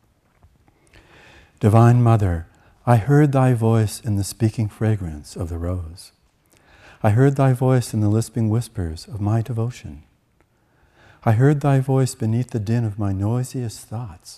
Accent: Canada; When I was a child growing up in Canada, and actually through my teenage years

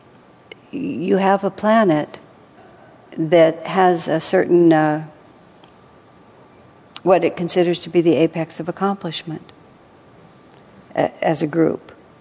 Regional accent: United States

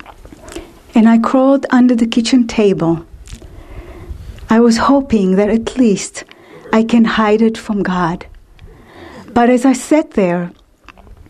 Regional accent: Israel; I was born and raised in Israel in a Jewish conservative family

